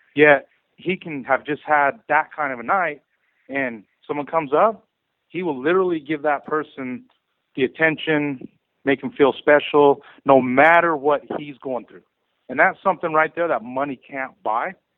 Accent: Arizona, United States; moved away as an adult; now in California, United States; I'm from Arizona originally

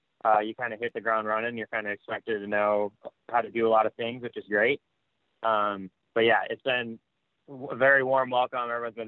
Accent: Midwest, United States; moved away as an adult; also born or lived in Ohio; now in California, United States; growing up in the Midwest

